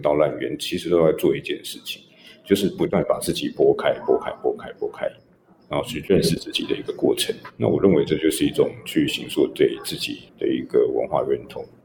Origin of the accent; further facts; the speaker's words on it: Taipei, Taiwan; 我自己在大稻城出生长大了，租了好几代